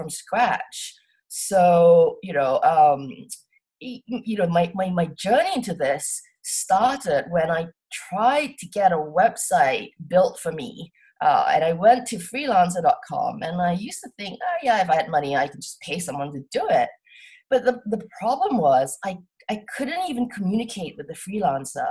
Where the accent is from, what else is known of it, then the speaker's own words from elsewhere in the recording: Singapore; moved away as an adult; also born or lived in Cambridge, United Kingdom / Tokyo, Japan / London, United Kingdom / New York, United States; So I grew up in Singapore. I'm from Singapore. And I lived in Singapore till I was 18